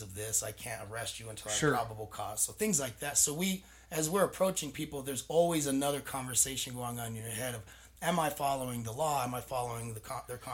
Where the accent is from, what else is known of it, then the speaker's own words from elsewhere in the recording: Salt Lake City, Utah, United States; moved away as an adult; also born or lived in San Diego, California; now in Butte, United States; I'm from Glendale, Salt Lake City, lived in Rose Park